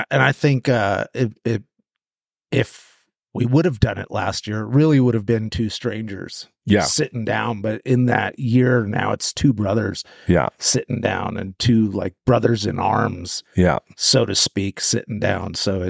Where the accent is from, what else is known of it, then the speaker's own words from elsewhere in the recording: New Mexico, United States; also born or lived in California / Southern Oregon; I was born in California, and then I was raised partly in the Sangre de Cristos, in New Mexico, up in the mountains and around New Mexico, Taos and Tucumcari and that, and then back to California